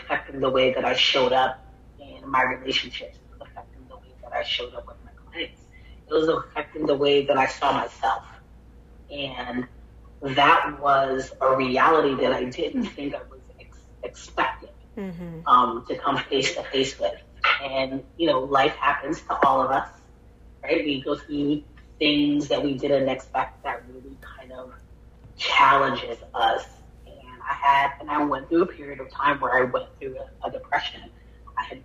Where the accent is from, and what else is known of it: Miami, Florida, United States; born or raised there; now in Orlando, United States